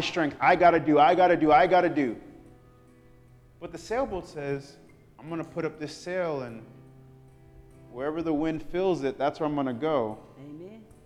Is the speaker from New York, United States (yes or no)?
yes; New York, United States; I'm from New York